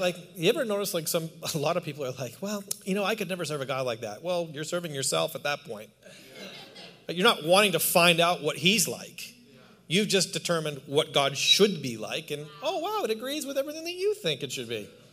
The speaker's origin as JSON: {"language": "English", "country": "Canada", "also_born_or_lived": "New York City, United States", "moved": "yes", "lives_now": "Palm Springs, United States", "said": "I'm Canadian"}